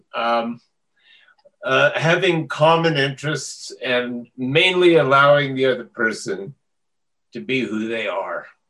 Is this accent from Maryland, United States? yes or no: no; Las Animas, Colorado, United States; moved away; my hometown, Los Animas, down mm-hmm. by La Junta